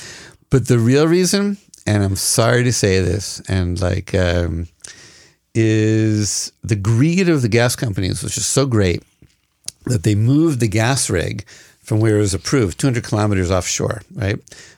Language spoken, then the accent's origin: English; Massachusetts, United States; now in Israel; Well, I am from Massachusetts, but Lahavdil, I ain't no Kennedy.